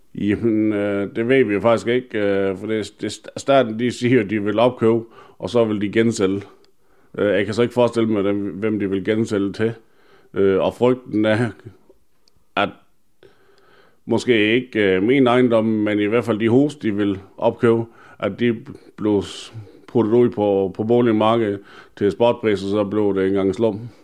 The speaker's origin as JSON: {"language": "Danish", "country": "Denmark", "tie": "born or raised there", "said": "det er mit barndomshjem. Jeg er født opvokset her"}